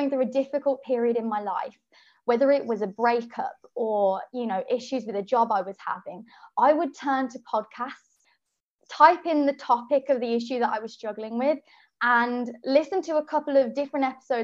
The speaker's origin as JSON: {"language": "English", "town": "Birmingham", "region": "West Midlands", "country": "United Kingdom", "moved": "yes", "lives_now": "London, United Kingdom", "said": "I'm from Birmingham, but I live in London"}